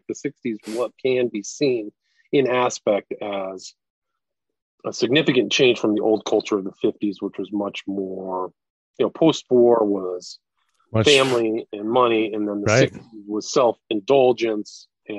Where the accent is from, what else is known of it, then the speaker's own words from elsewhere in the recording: California, United States; I grew up in Northern California, and some of those concerts were just paganistic drug frenzies.